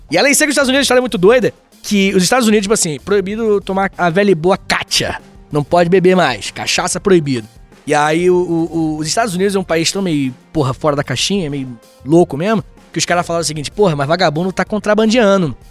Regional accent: Rio de Janeiro, Brazil; also born or lived in Itaguaí; Rio de Janeiro, beijo minha terra

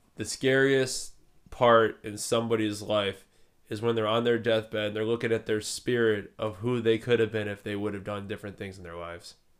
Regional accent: Cleveland, Ohio, United States; we're from Cleveland, Ohio

